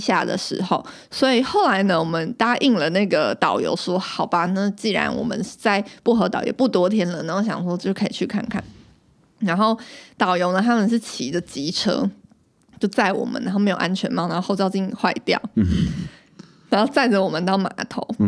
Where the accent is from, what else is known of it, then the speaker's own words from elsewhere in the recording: Taiwan; 我们是，就是台湾Nese这样